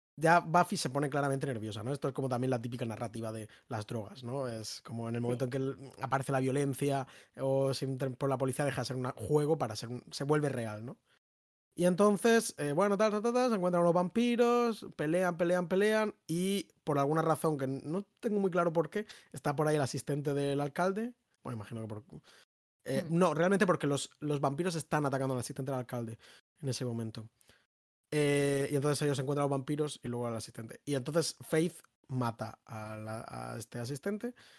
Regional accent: Madrid, Community of Madrid, Spain; somos madrileños

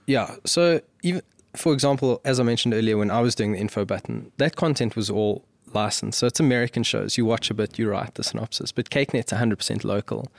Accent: South Africa; as a South African

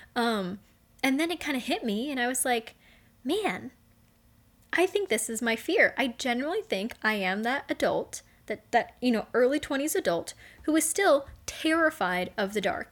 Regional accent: Las Vegas, Nevada, United States; I'm from Vegas. I'm from the desert

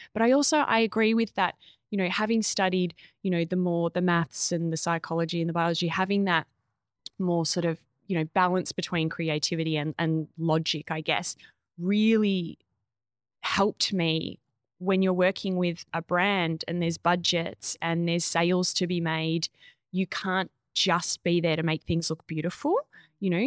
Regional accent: Echuca, Victoria, Australia; I grew up in a Chuka, so country town right on the Murray

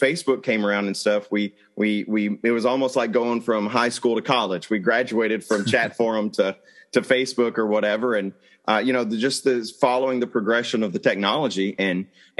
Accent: Arkansas, United States; And I born and raised in Arkansas

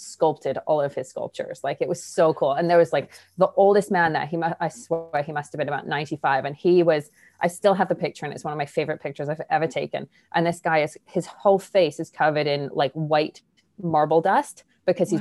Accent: England, United Kingdom; moved away; I grew up in England

